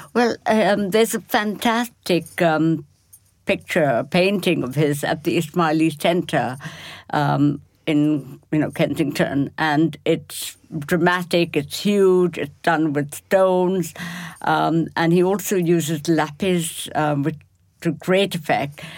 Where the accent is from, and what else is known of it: Kolkata, West Bengal, India; born or raised there; moved away